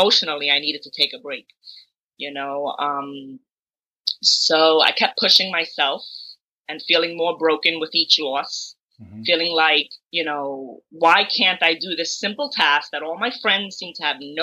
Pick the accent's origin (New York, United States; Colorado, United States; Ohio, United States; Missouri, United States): New York, United States; New York City; I've been born and raised in Brooklyn, New York